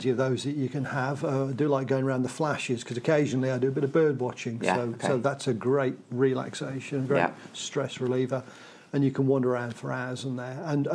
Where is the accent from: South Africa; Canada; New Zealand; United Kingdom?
United Kingdom; Wales; moved away as an adult; also born or lived in Manchester / Timperley; now in Northwich, United Kingdom; I grew up in Wales, which was lovely. Lived there until I passed my A-levels and then went to university at Manchester